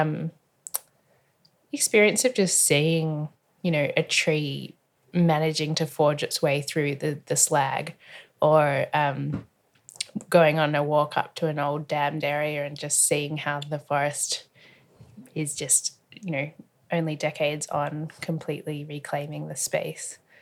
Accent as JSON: {"language": "English", "town": "Melbourne", "region": "Victoria", "country": "Australia", "tie": "born or raised there", "said": "I was born in Carlton in Melbourne, and I haven't moved very far, actually. I've travelled the world widely, but, um, I've only ever lived in Melbourne."}